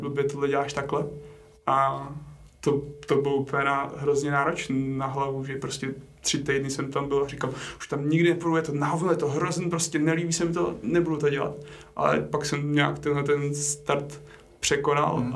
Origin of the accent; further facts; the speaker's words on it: Strakonice, South Bohemian Region, Czechia; u nás na Šumavě, odkud pocházím, já jsem ze Strakonic